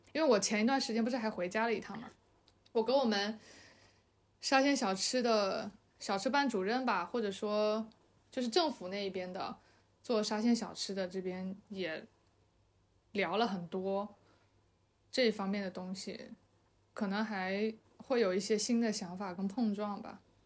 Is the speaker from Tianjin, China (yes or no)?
no; Fujian, China; moved away; 但是是蹭蹭我老家的这个这个东西